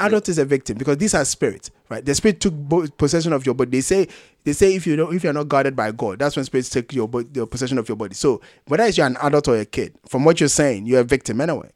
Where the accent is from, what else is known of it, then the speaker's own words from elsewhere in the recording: Ghana; I'm Ghanaian